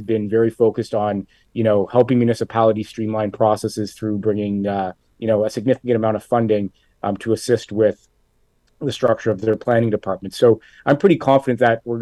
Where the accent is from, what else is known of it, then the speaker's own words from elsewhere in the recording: Hamilton, Ontario, Canada; I'm from Hamilton